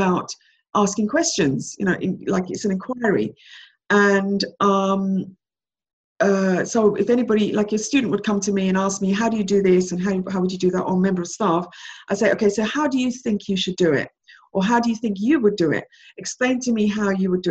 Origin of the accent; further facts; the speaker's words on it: Jamaica; moved away; I was born in Jamaica and I came over from Jamaica, you know, to be with my mom who'd left me here, left me in, you know, behind with my grandmother